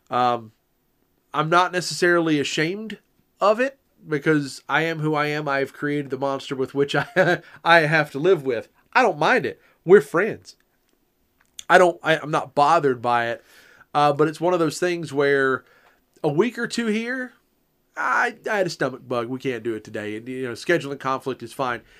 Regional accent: the South, United States; I'm from the South.

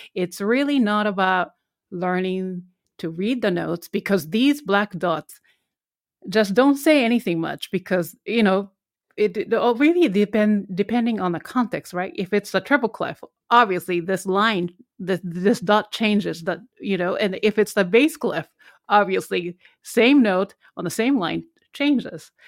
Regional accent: Japan; English is a second language; moved away as an adult; I'm originally from Japan, I'm Korean

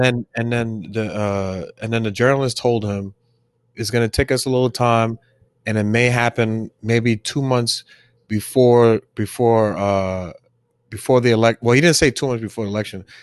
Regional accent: New York City, New York, United States; also born or lived in Staten Island; I was born in Brooklyn, I grew up in Brooklyn, and then moved to Staten Island

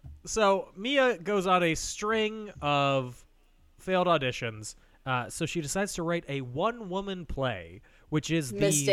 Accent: Northbrook, Illinois, United States; Northbrook Court, the mall in my hometown.

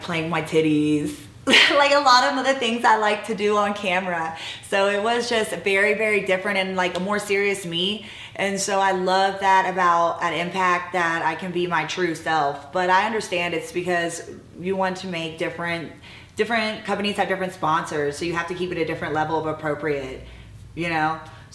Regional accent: Atlanta, Georgia, United States; moved away; also born or lived in New Orleans; I grew up in Atlanta, Georgia

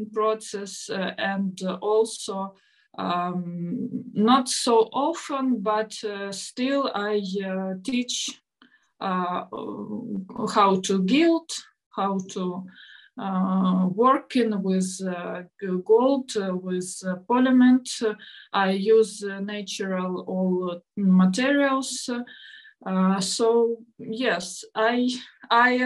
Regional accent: Ukraine; English is a second language; I'm artist from Ukraine

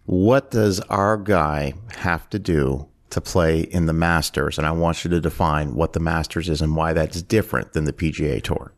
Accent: Canada; moved away; I'm originally from Canada

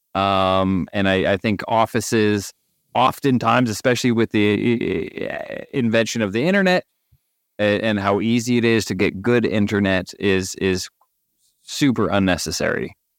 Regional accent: Canada; I'm Canadian

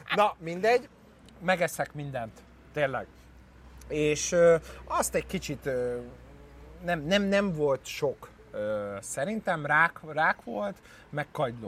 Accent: Hungary; Magyar vagyok

